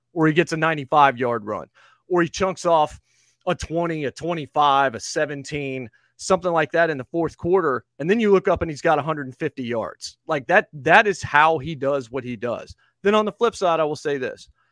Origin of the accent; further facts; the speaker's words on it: the Carolinas, United States; moved away as an adult; also born or lived in Virginia / Kentucky; now in Nashville, United States; I was born in Virginia and grew up in the Carolinas